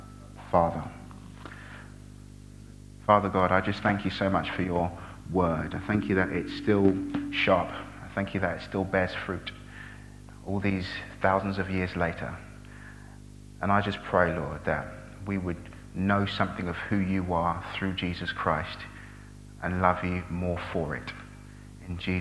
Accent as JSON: {"language": "English", "town": "Brighton", "region": "South East England", "country": "United Kingdom", "also_born_or_lived": "Nigeria", "said": "I'm from Brighton."}